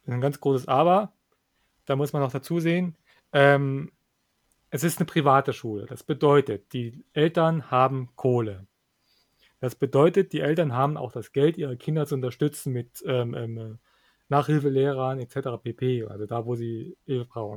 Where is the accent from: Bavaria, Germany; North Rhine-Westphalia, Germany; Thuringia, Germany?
Thuringia, Germany; bei uns in Thüringen